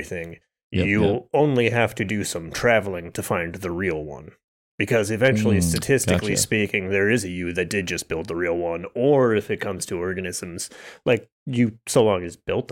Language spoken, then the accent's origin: English; Arizona, United States; I was from Arizona